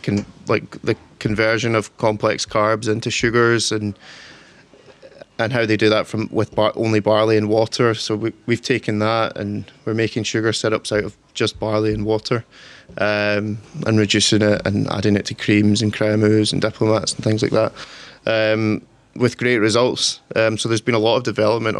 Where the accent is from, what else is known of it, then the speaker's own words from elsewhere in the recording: Torrance, Scotland, United Kingdom; I'm from a wee village called Torrance. It's kind of countryside